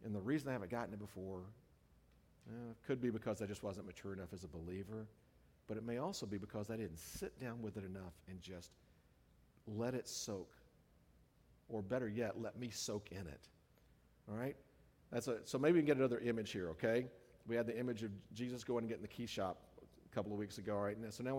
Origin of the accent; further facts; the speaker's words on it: the South, United States; now in California, United States; the culture that I grew up in the South.